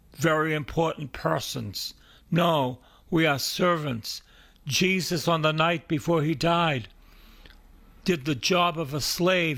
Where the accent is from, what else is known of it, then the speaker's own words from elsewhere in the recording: Boston, Massachusetts, United States; I'm from East Boston, and I'm a, I went to Salem State